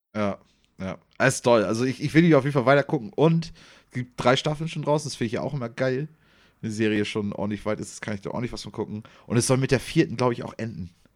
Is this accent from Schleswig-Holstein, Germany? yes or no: yes; Bad Segeberg, Schleswig-Holstein, Germany; ich komme ja aus Segeberg, die Gegend